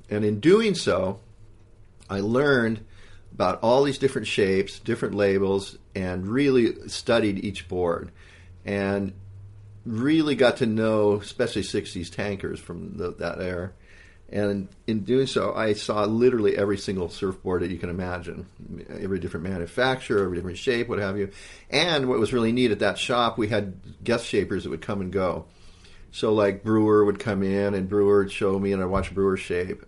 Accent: Hawaii, United States; moved away; also born or lived in California; growing up in Hawaii, um, Hawaii's got great surf

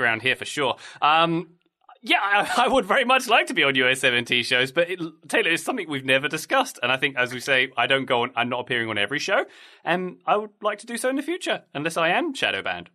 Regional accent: Dartford, South East England, United Kingdom; my hometown of, uh, Dartford, where I grew up

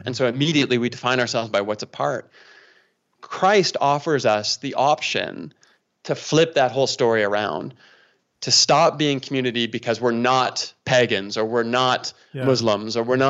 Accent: Toronto, Ontario, Canada; now in Calgary, Canada; I'm from Toronto, right? So you got Calgary Flames fans here where I'm from, and you got Toronto Maple Leafs fans where I was from

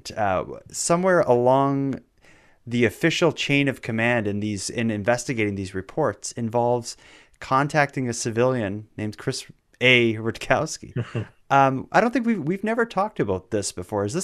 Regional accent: Canada; it's because I'm Canadian.

